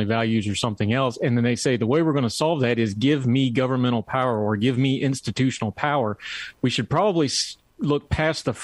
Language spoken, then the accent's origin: English; West Virginia, United States; also born or lived in Germany; I'm a hillbilly from West Virginia